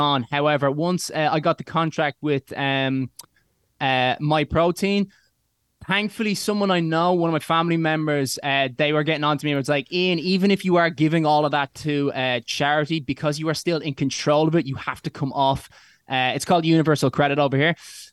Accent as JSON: {"language": "English", "country": "Ireland", "said": "I'm from Ireland"}